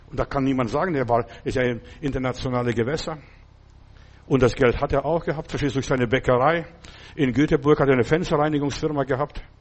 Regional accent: Stuttgart, Baden-Württemberg, Germany; wo kommen Sie her? Dann habe ich gesagt, aus, aus Stuttgart damals.

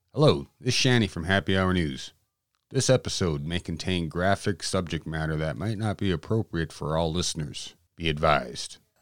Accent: Southwest North Dakota, United States; about twenty-some miles away from us is my hometown.

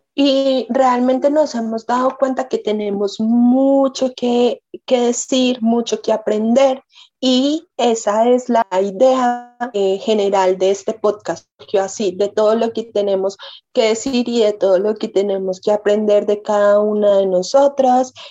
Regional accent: Manizales, Caldas, Colombia; nosotras eh, somos de Manizales, eh, Caldas, Colombia

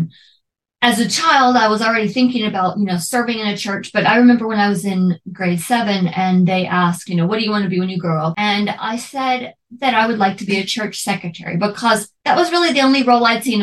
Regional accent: Memphis, Tennessee, United States; I was born on November 8th, 1980 in Memphis, Tennessee

